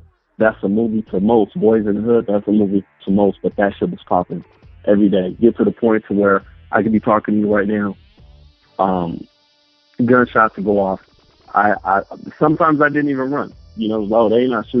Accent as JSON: {"language": "English", "town": "Los Angeles", "region": "California", "country": "United States", "tie": "born or raised there", "also_born_or_lived": "Compton", "said": "born in Compton, South Central Los Angeles. Grew up right off of 81st between Main and Broadway, right in the heart of it"}